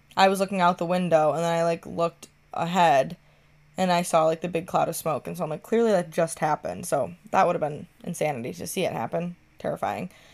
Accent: Michigan, United States; I'm from Michigan

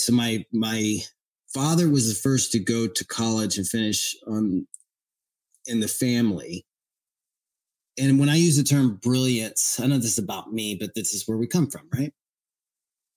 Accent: Murfreesboro, Tennessee, United States; I'm from Middle Tennessee, a place called Murfreesboro, Tennessee

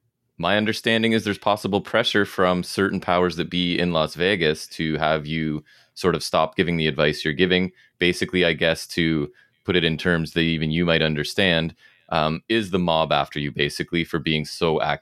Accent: Canada; I am a Canadian person.

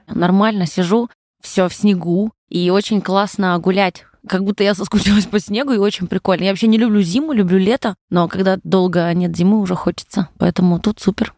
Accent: Kasli, Chelyabinsk Oblast, Russia; now in Moscow, Russia; Родилась на Урале, в маленьком городе Косли. Это поселок городского типа, наверное, называется. Вот. Училась в школе я на 4,5

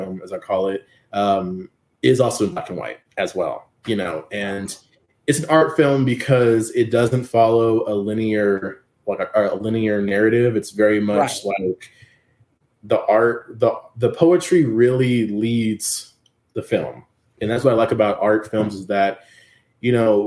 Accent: San Antonio, Texas, United States; my hometown of San Antonio

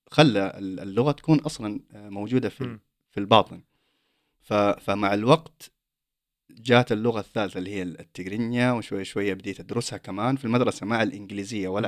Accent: Saudi Arabia; now in Sweden; انا اصلا طلعت من السعوديه

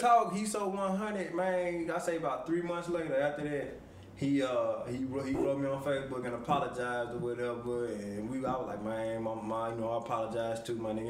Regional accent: Forrest City, Arkansas, United States; also born or lived in Chicago, Illinois; I'm originally from Chicago, but I moved to Arkansas at a young age

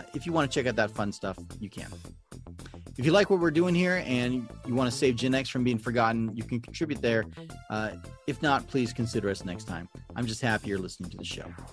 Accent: Southern California, United States; a popular radio station growing up in Southern California for us

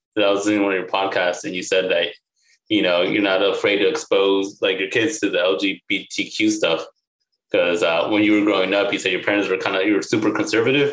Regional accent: Bay Area, San Francisco area, California, United States; also born or lived in Sacramento; we grew up in the Bay Area, like San Francisco area

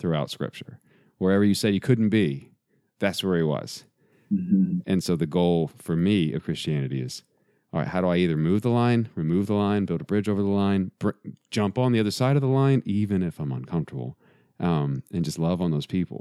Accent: Texas, United States; we're both from Texas

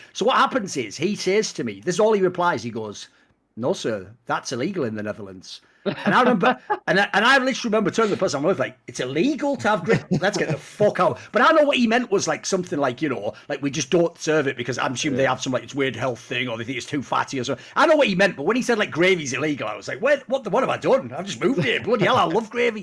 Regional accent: the Northeast, North East England, United Kingdom; I'm from the Northeast

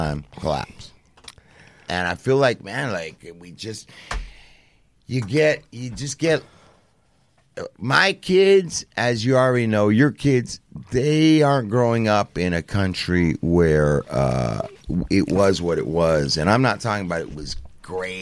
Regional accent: Santa Monica, California, United States; I'm from Santa Monica

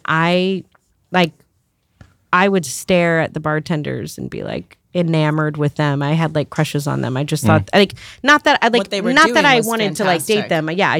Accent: St. Louis, Missouri, United States; moved away as an adult; also born or lived in New York City; growing up in St. Louis

